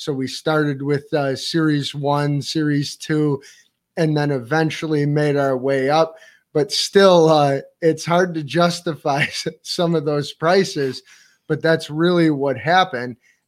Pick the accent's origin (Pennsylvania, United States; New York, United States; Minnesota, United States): New York, United States; East Amherst; Hello, East Amherst. We're from East Amherst.